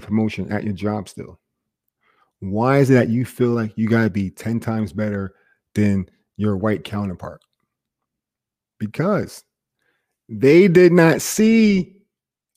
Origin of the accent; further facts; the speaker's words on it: New Jersey, United States; growing up in Jersey